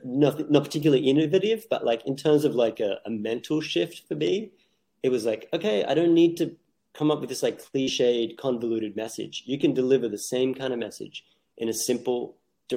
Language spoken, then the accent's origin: English; Australia; moved away as an adult; now in New York, United States; I grew up in Australia into my late 20s. I moved to New York in my late 20s